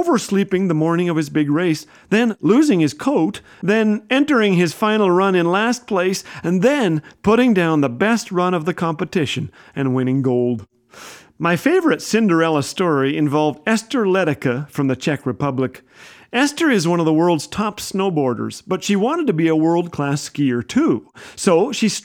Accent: Canada; I am a Canadian

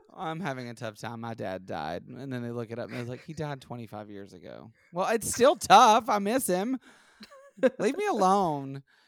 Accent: Alabama, United States; I'm from Alabama

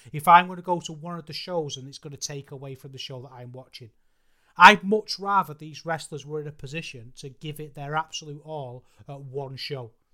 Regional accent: United Kingdom; as a British fan

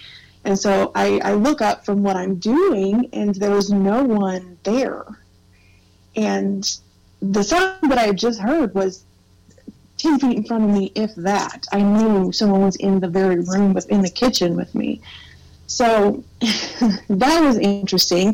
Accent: Missouri, United States; we live in Missouri. We were born and raised in Missouri, so we stick to this region

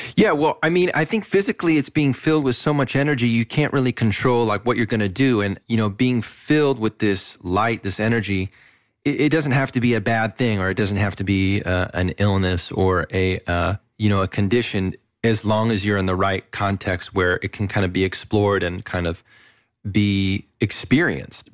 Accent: Moss Beach, California, United States; also born or lived in Berkeley; I was born in Berkeley, and then at a very young age, my, my folks, we moved to this little town south of San Francisco called Moss Beach

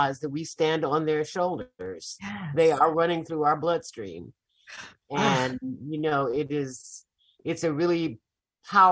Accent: Chicago, Illinois, United States; now in Mississippi, United States; And I did not grow up here. I grew up in Chicago.

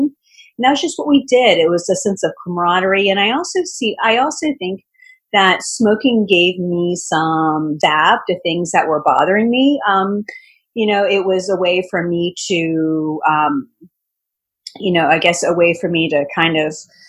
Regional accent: Richmond, Virginia, United States; my hometown of Richmond, Virginia.

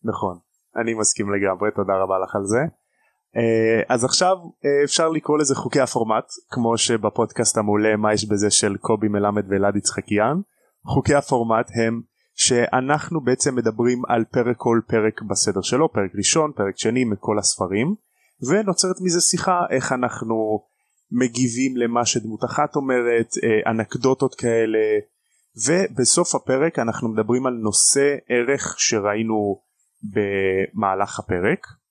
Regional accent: Rishon LeZion, Central District, Israel; אני מראשון לציון, בן 23

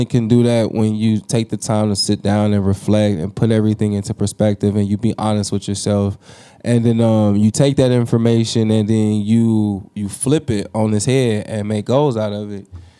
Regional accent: DeKalb, Illinois, United States; I come from DeKalb just like you, so I know what that drive is like.

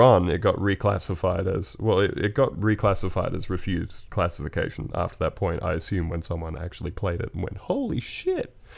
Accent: Australia

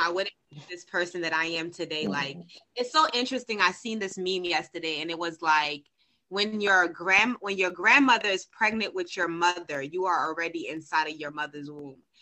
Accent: Haiti; I'm from Haiti

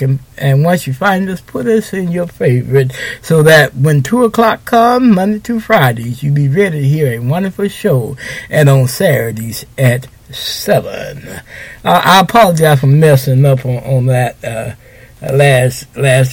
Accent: Houston, Texas, United States; I'm from Houston

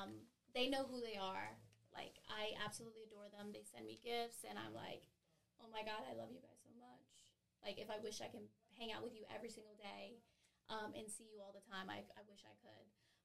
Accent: Long Beach, California, United States; also born or lived in San Bernardino, United States / Massachusetts, United States / Philadelphia, United States; I was born in San Bernardino, California. Grew up in Long Beach

